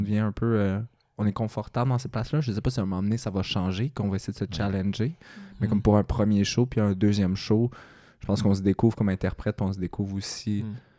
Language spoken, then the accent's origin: French; Mansonville, Quebec, Canada; moved away; je viens de, de Mansonville. euh, fait c'est la campagne, 800 euh, habitants à peu près